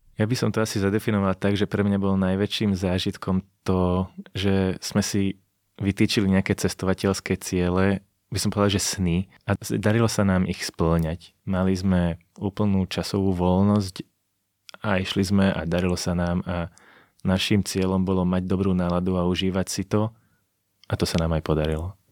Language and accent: Slovak; Slovakia; povedali sme, že zo Slovenska